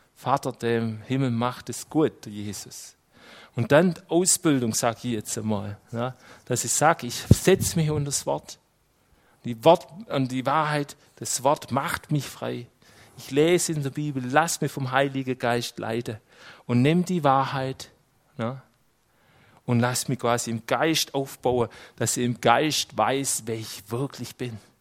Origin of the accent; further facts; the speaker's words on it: Switzerland; als Schweizer